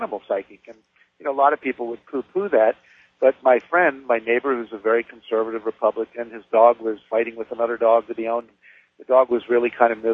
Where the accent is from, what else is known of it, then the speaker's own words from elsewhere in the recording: West Virginia, United States; I grew up in West Virginia.